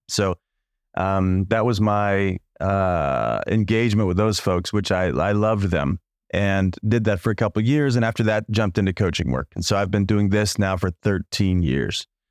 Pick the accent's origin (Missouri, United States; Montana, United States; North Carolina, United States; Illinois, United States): Illinois, United States; moved away as an adult; also born or lived in Chicago / Los Angeles; I was from the no, middle of nowhere in Illinois. Small town, eight thousand people in my hometown